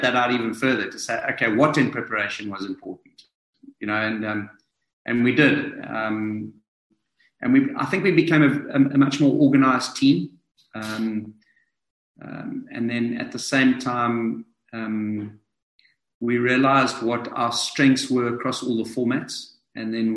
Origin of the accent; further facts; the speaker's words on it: South Africa; me to come in as a South African